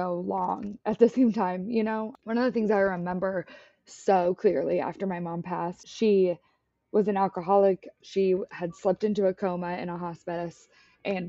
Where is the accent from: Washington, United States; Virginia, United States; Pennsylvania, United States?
Washington, United States; now in San Diego, United States; I'm from Washington, so honestly, rain feels like home